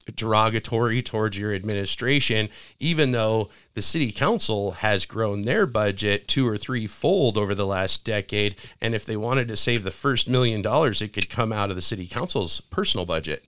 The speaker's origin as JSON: {"language": "English", "town": "Spokane", "region": "Washington", "country": "United States", "tie": "born or raised there", "said": "I was born in Spokane"}